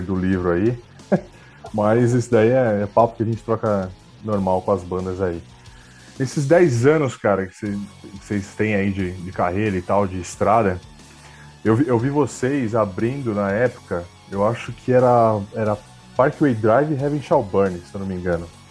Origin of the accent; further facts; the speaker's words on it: Brazil; a gente é brasileiro